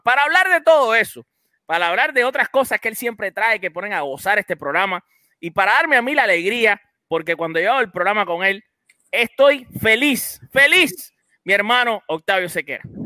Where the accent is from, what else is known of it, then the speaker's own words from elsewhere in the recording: Cuba; hay que decirlo en cubano